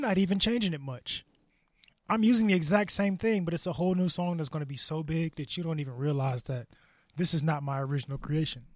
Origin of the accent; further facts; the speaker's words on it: United States; we, as an American society